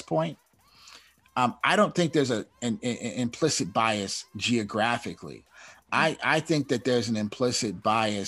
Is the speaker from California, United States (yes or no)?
yes; Oakland, California, United States; moved away as an adult; now in Los Angeles, United States; I'm from Oakland, so I was in California.